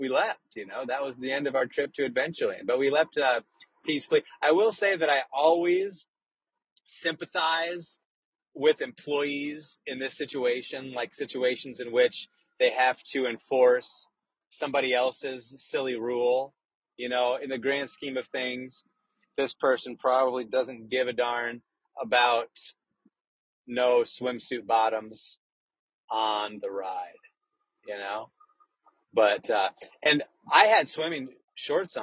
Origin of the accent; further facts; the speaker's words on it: Des Moines, Iowa, United States; I'm from Des Moines